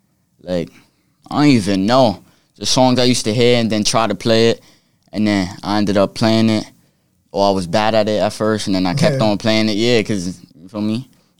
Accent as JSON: {"language": "English", "town": "Brooklyn", "region": "New York", "country": "United States", "said": "Troop Ave, Bed-Stuy."}